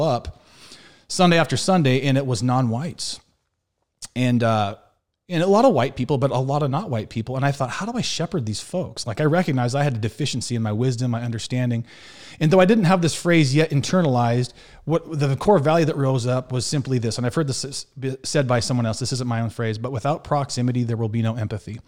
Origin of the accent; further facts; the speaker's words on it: Montana, United States; moved away as an adult; also born or lived in Waupaca, Wisconsin / Milwaukee, Wisconsin; I was born and raised in Montana